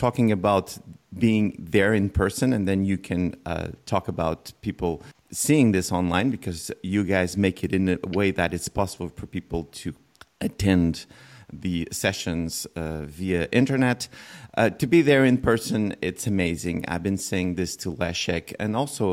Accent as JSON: {"language": "English", "country": "Portugal", "said": "I'm from Portugal"}